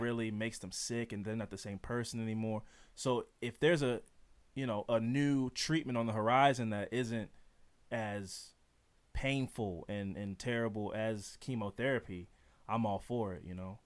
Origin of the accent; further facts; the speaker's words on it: Baltimore, Maryland, United States; I'm from Baltimore